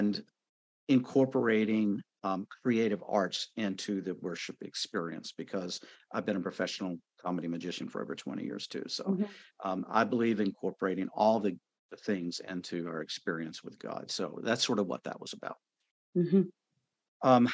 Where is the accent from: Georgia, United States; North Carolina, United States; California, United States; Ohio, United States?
North Carolina, United States; I was born and raised in North Carolina, so I am a Bible Belt Southern boy